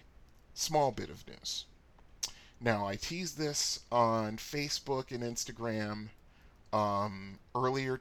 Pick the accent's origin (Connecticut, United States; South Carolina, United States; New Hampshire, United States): Connecticut, United States; Bridgeport; my house growing up in Bridgeport, Connecticut